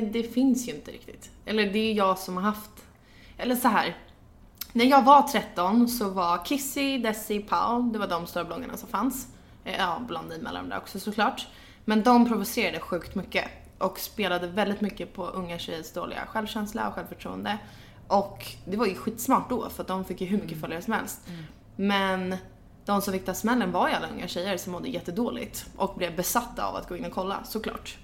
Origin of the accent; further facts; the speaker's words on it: Gnesta, Södermanland, Sweden; jag kommer från Gnesta utanför Stockholm